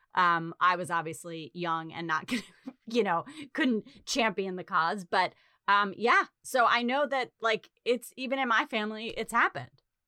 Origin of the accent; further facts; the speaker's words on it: New England, United States; moved away; also born or lived in Chicago / Los Angeles; growing up in New England